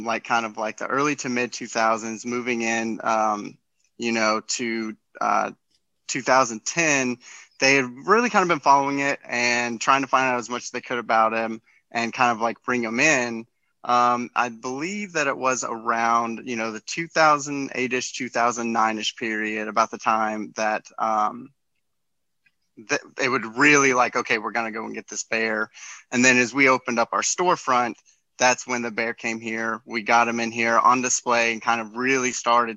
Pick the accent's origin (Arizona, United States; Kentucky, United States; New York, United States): Kentucky, United States; Winchester; I'm from Winchester, Kentucky, which is right next to Lexington